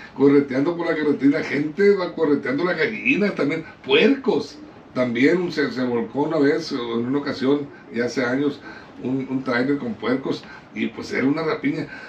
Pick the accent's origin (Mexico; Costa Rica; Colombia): Mexico; somos los mexicanos